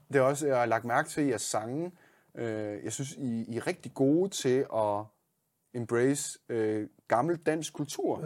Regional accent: Denmark

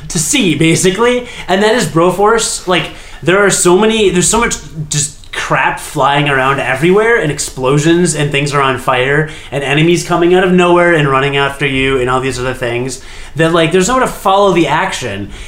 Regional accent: United States; I'm an American

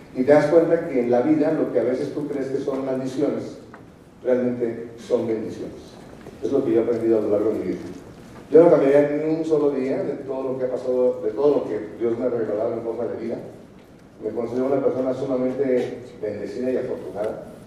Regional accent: Morelia, Michoacán, Mexico; moved away as an adult; now in Mexico City, Mexico; Yo soy de Morelia, vivo en la Ciudad de México desde hace 26, 27

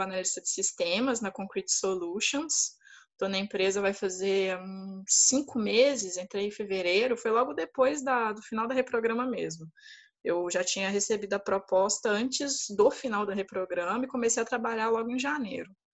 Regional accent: Belo Horizonte, Minas Gerais, Brazil; moved away as an adult; now in São Paulo, Brazil; E saí de BH, sou de Belo Horizonte, sou mineira, graças a Deus

